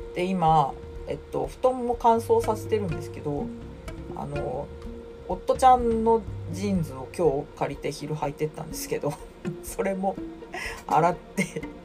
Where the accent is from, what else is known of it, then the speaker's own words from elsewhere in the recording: Sapporo, Hokkaido, Japan; now in Tokyo, Japan; うちの実家から送られ札幌から送られてきて